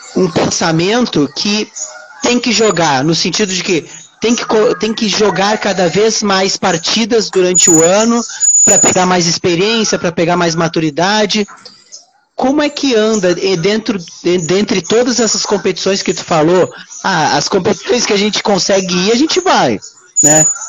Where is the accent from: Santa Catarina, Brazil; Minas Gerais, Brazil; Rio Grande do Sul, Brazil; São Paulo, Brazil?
Rio Grande do Sul, Brazil; Uruguaiana; now in Rio de Janeiro, Brazil; eu hoje eu moro no Rio de Janeiro, né? Só que eu sou de Uruguaiana. Uruguaiana, interior do Rio Grande do Sul, fronteira com a Argentina